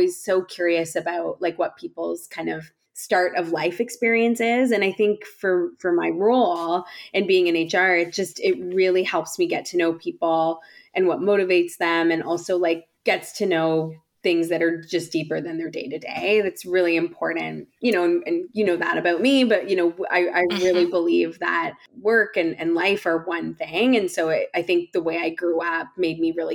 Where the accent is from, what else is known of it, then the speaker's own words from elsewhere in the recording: Whitby, Ontario, Canada; also born or lived in London, Ontario; I was born in Canada, born and raised in London, Ontario, and pretty much spent most of my life in the East End of the GTA in a small town called Whitby.